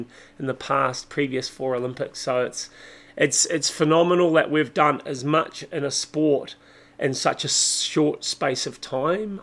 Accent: Christchurch, Canterbury, New Zealand; now in Taupo, New Zealand; I was born in Christchurch, New Zealand, but okay. I live in Taupo, New Zealand.

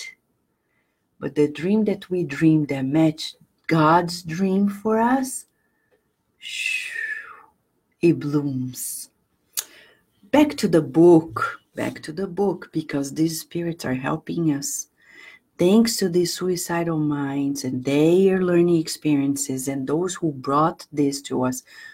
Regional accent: Brazil; moved away as an adult; now in United States; I was born in Brazil and I've been in the US and I'm American too. It's been 22 years.

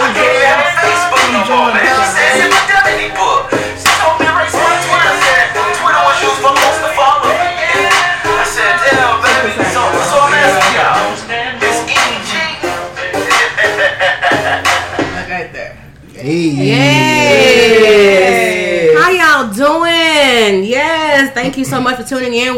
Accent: Dallas, Texas, United States; Oak Cliff. That's my hood.

